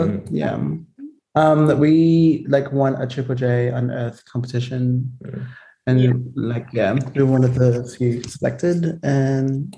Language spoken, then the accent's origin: English; Perth, Western Australia, Australia; where are you from? And then we'll be like, Perth